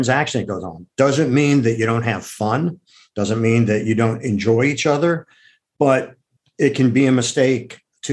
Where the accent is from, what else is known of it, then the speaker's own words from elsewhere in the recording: Akron, Ohio, United States; now in New York City, United States; I grew up in Akron, Ohio